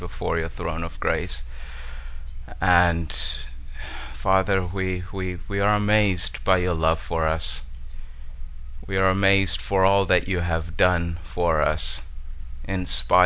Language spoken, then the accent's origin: English; Zimbabwe; moved away; I'm originally from Zimbabwe.